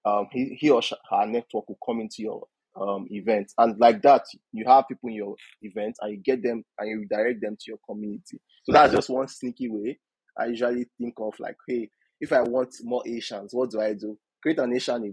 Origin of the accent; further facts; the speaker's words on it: Nigeria; my culture, about what it means to be a Nigerian